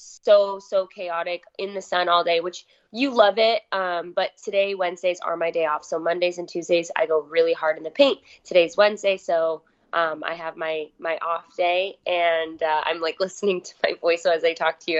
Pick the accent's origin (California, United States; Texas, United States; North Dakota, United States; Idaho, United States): Idaho, United States; Rexburg; also born or lived in Utah; I'm born and raised in Rexburg, Idaho